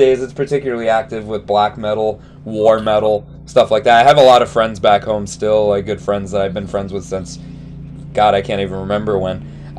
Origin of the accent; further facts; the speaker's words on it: Rhode Island, United States; moved away as an adult; now in Seattle area, United States; I moved out here 3 years ago, but I grew up in Rhode Island, which is on the East Coast.